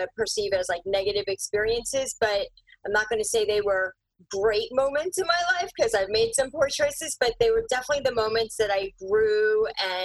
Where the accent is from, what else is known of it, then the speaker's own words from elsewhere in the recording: Philadelphia, Pennsylvania, United States; also born or lived in India / Bucks County, Pennsylvania; now in Chester County, United States; It started elementary in Northeast Philadelphia, and then okay. Bucks County. So I'm out in Chester County now